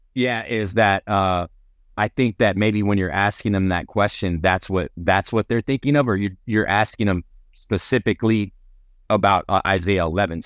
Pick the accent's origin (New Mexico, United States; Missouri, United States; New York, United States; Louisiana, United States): New Mexico, United States; I'm from New Mexico